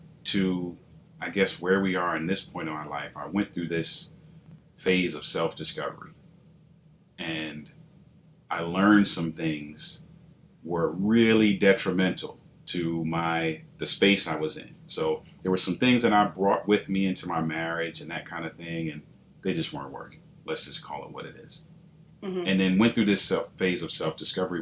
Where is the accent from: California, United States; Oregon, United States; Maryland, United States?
Maryland, United States; Baltimore; grew up in inner city, Baltimore, born and raised to Caribbean parents, but born here